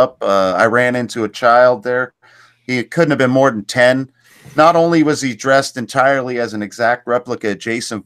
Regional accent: Canada; I'm Canadian

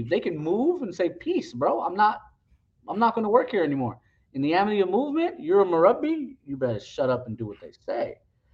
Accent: West Coast, United States; I grew up with him on the West Coast

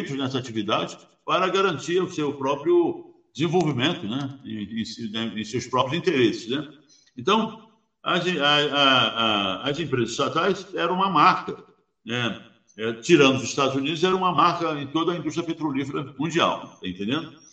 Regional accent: Rio Grande do Sul, Brazil; vocês sabem disso melhor do que eu, que sou gaúcho, né?

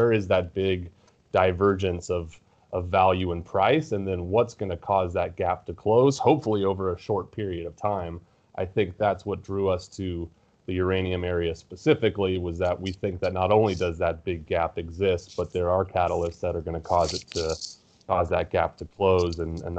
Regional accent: California, United States; Yeah, I grew up in California, went to USC.

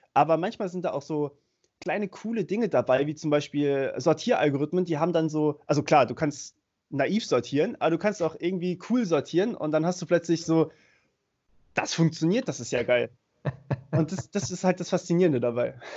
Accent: Germany; bei uns in Deutschland

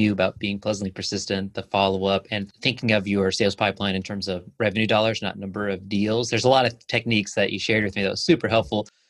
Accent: the South, United States; I grew up in the South

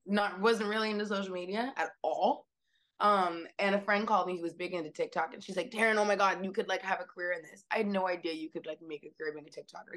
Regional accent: Seattle, Washington, United States; now in New York, United States; I grew up in West Seattle, Washington. I'm not from New York originally

